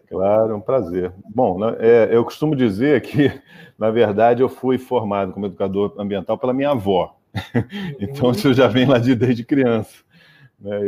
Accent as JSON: {"language": "Portuguese", "region": "Rio de Janeiro", "country": "Brazil", "tie": "born or raised there", "also_born_or_lived": "Niterói / Nova Friburgo", "moved": "as an adult", "said": "eu fui criado, eu sou nascido uhum. em Niterói, mas fui criado no Rio de Janeiro"}